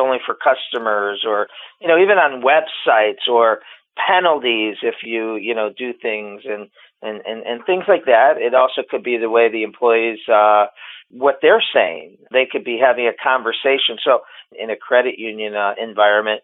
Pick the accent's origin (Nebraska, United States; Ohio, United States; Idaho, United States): Ohio, United States; Cleveland; Born and raised in Cleveland, Ohio